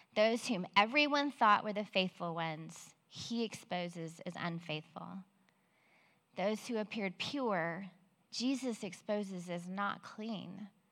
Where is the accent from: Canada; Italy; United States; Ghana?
United States; Belton; I grew up in Belton and married my high school sweetheart almost 30 years ago